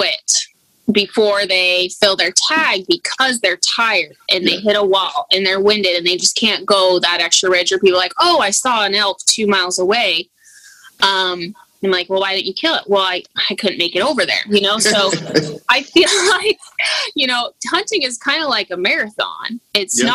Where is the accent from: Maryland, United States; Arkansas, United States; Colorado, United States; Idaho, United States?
Idaho, United States; now in Alaska, United States; I'm originally from Idaho